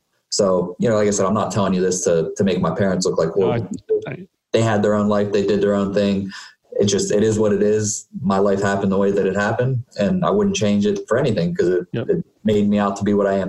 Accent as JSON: {"language": "English", "town": "Uniontown", "region": "Pennsylvania", "country": "United States", "tie": "born or raised there", "said": "So, I grew up in Uniontown, Pennsylvania. It's okay. A small town in Fayette County, about 40 miles south of Pittsburgh."}